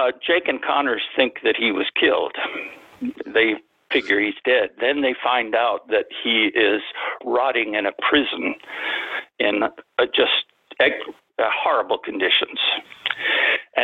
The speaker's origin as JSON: {"language": "English", "area": "near the Rio Grande", "region": "Texas", "country": "United States", "tie": "born or raised there", "said": "I grew up on the Mexican border. I was about a few blocks from the Rio Grande River."}